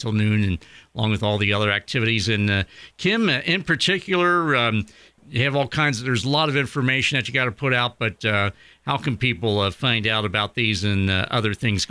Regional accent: Ireland; I'm one of the few Irishmen around these parts.

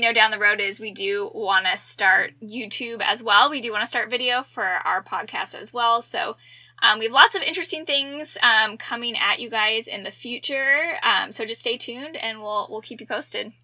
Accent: Tempe, Arizona, United States; I was born and raised in Tempe, Arizona

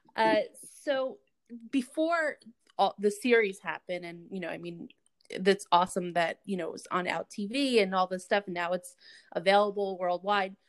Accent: New York, United States; I'm I'm from New York

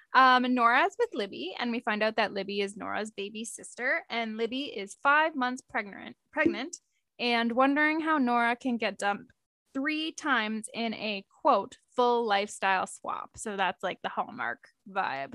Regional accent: Canada; we're Canadian

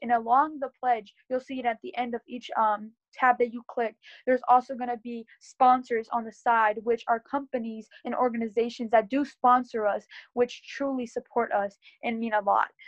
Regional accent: Berks County, Pennsylvania, United States; I am from Berks County in Pennsylvania

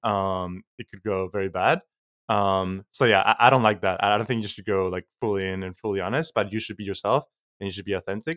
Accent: Mexico; now in United States; I'm from Mexico

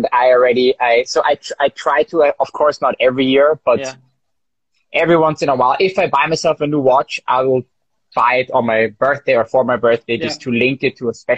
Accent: Israel; now in Vienna, Austria; I'm from Israel, I'm from an Oriental family

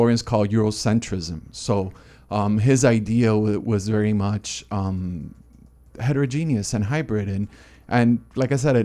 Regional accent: Miami, Florida, United States; moved away as an adult; also born or lived in Boston / Pacific Northwest; now in Trinidad and Tobago; I'm originally from Miami, Florida, and I've been a little bit around

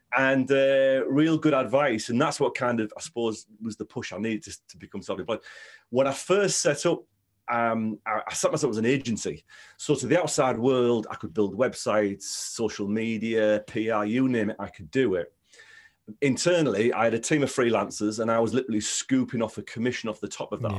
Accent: Stockton-on-Tees, North East England, United Kingdom; I grew up in Stockton, Stockton-on-Tees

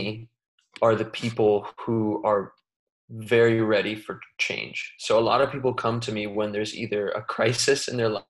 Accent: United States; I was born here in America, and I, as a kid, always had so much energy

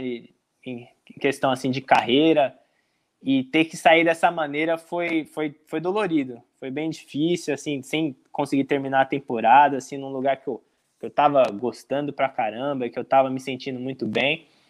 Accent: Brazil; moved away as an adult; also born or lived in Tampa, United States; now in Richmond, United States; tinha voltado pro Brasil, tava com a minha família

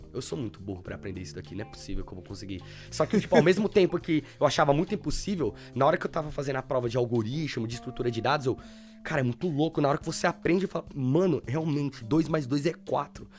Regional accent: Suzano, São Paulo, Brazil; moved away as an adult; now in London, United Kingdom; eu sou de São Paulo, então eu morava numa, uma cidade interior chamada Suzano

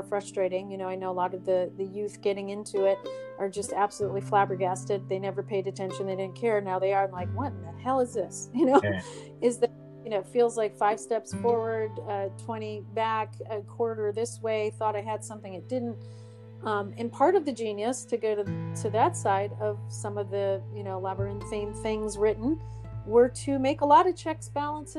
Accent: United States; being American

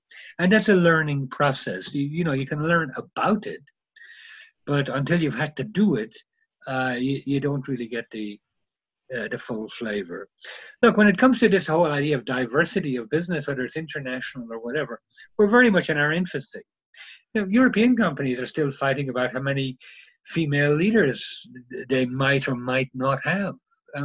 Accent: Germany; because I come from Germany and we always get there on time.

